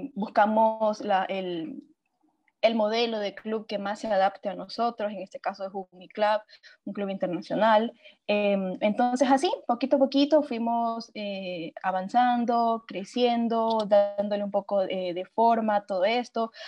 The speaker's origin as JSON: {"language": "Spanish", "town": "Machala", "region": "El Oro", "country": "Ecuador", "tie": "born or raised there", "also_born_or_lived": "Cuenca, Ecuador", "said": "tuve que volver a mi ciudad natal, Machala"}